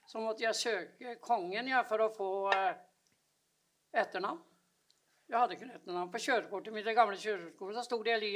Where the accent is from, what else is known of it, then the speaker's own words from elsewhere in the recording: Nes, Akershus, Norway; born there; Jeg er født i Kjerre september på Nes på Romerike.